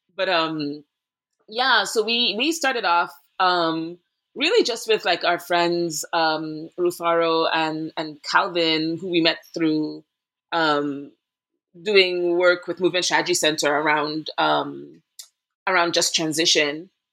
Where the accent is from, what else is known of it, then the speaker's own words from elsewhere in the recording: Trinidad & Tobago; moved away as an adult; also born or lived in Boston, Massachusetts; now in Brooklyn, New York, United States; went there for college after growing up in Trinidad and Tobago in the Caribbean